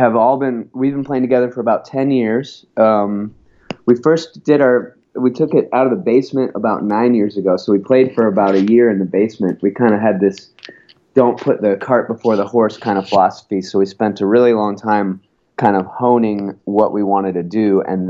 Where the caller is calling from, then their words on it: Portland, Oregon, United States; Oh, I'm calling from Portland, Oregon.